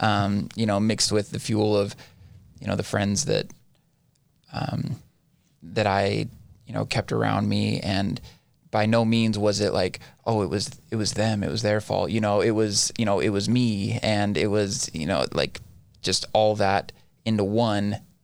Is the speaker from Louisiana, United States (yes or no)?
no; Ivins, Utah, United States; also born or lived in Orem, Utah; I am from the Southern Utah area, born and raised.